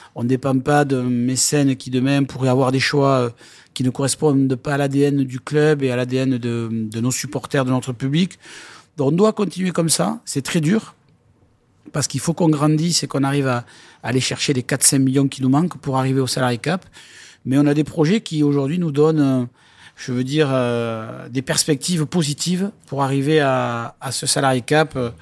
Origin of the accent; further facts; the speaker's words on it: Lourdes, Occitania, France; moved away; also born or lived in Bayonne; j'ai grandi à Lourdes, j'ai joué à Lourdes et, je suis un pur lourdé